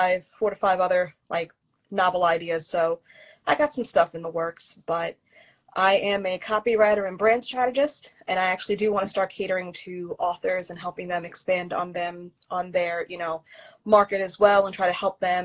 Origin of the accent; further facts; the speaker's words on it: West Islip, New York, United States; now in Kissimmee, United States; I'm originally from New York, Long Island, as a matter of fact, Suffolk County represent.